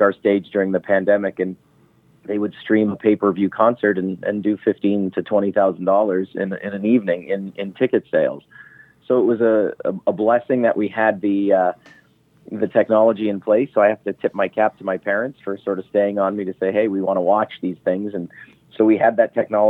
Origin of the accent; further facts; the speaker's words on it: Ontario, Canada; now in Las Vegas, United States; I am from Canada. So my mom and dad are still based up in Northern Ontario